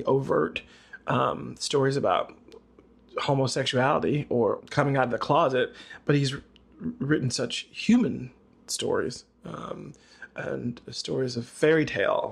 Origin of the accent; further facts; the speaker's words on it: the South, United States; Growing up in the South, being a little gay boy